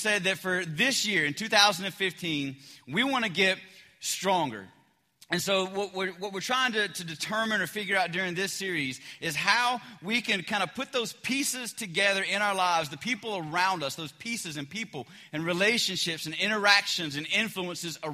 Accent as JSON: {"language": "English", "region": "the South", "country": "United States", "said": "I'm from the South"}